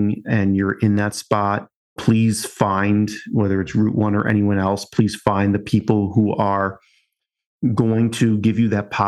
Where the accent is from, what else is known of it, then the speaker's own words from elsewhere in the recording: Long Island, New York, United States; moved away; I'm originally from Long Island and just kind of talk that way